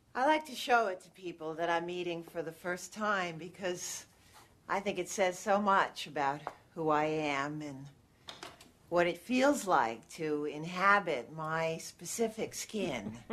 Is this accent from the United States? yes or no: yes; Connecticut, United States; moved away; I grew up in New England